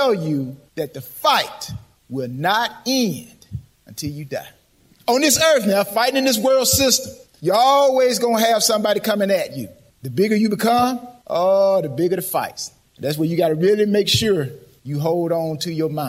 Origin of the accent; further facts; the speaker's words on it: LaGrange, Georgia, United States; I'm from LaGrange, Georgia. So I'm a Georgia native. Georgia native. Yes. Homegrown, as they say